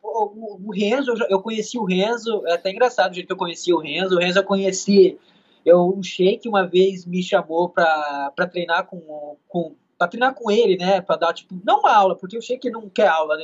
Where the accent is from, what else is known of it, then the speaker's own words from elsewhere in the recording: Andirá, Paraná, Brazil; moved away as an adult; also born or lived in São Paulo; now in New York, United States; cidade natal, aqui em Andirá, Paraná